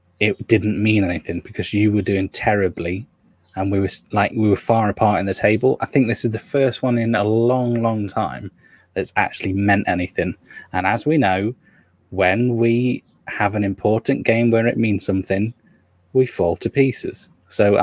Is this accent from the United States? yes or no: no; Nottingham, East Midlands, United Kingdom; I'm from Nottingham